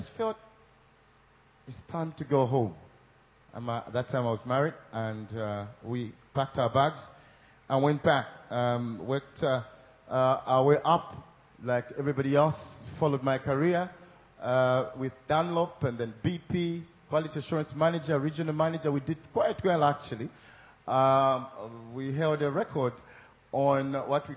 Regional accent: Zambia; I'm from Africa, Zambia

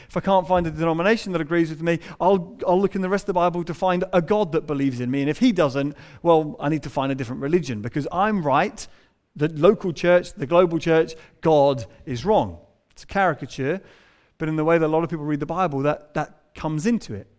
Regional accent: England, United Kingdom; we're English

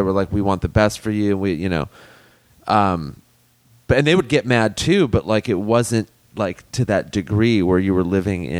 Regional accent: Southern California, United States; we grew up in like in Southern California. Mm-hmm. So we had like a big Korean population.

